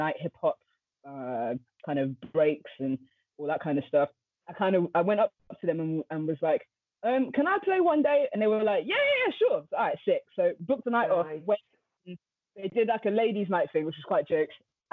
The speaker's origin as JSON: {"language": "English", "region": "London", "country": "United Kingdom", "tie": "born or raised there", "said": "from London, North London specifically, you know, grew up around music"}